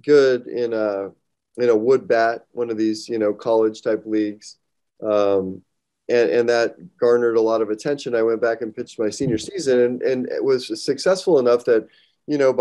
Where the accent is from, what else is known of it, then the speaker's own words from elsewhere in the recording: Arizona, United States; moved away as an adult; also born or lived in San Diego; I'm from Arizona originally